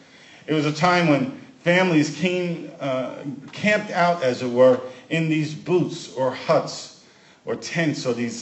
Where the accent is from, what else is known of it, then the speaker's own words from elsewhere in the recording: New York City, New York, United States; moved away; I can remember growing up in Brooklyn, which has a large Jewish representation in the population.